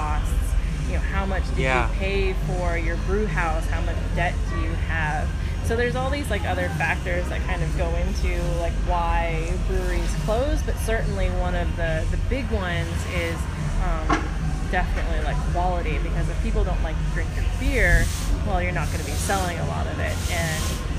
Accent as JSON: {"language": "English", "town": "San Diego", "region": "California", "country": "United States", "tie": "born or raised there", "said": "growing up in San Diego"}